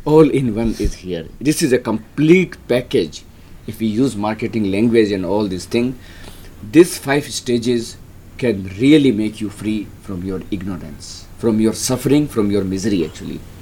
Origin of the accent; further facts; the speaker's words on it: Rajasthan, India; moved away as an adult; I grew up in Rajasthan in a small middle class family